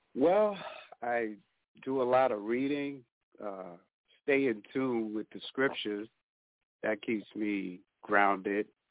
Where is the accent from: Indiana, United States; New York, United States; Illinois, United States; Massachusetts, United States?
Massachusetts, United States; Boston; I grew up in Boston